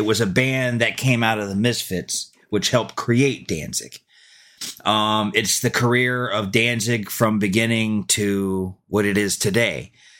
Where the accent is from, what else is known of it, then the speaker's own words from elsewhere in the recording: Kennesaw, Georgia, United States; I grew up in Georgia, Kennesaw, Georgia. And back in the 80s, we didn't have a lot of access to this stuff.